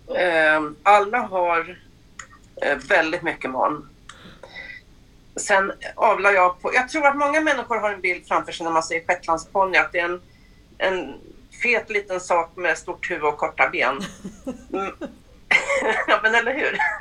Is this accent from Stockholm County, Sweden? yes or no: yes; Stockholm, Stockholm County, Sweden; now in Mullsjö, Sweden; Jag är född i Stockholm mm. men eh, flyttade därifrån 84 ner till Mullsjö